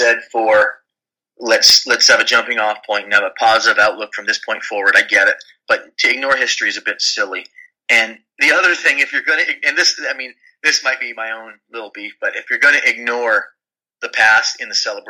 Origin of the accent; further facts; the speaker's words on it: Canada; moved away; I am Canadian